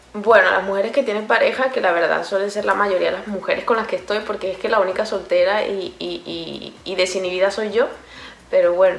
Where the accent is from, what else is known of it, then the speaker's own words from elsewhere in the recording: Venezuela; moved away; yo vengo de Venezuela, y en Venezuela se inventan los nombres